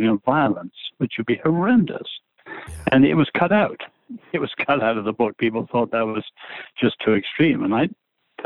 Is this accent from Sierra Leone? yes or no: no; England, United Kingdom; now in United States; I'm an Englishman